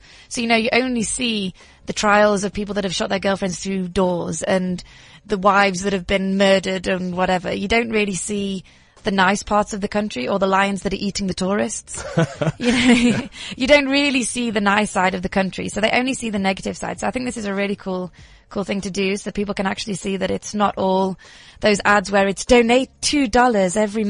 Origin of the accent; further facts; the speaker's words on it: the north of England, United Kingdom; now in South Africa; I'm a northerner.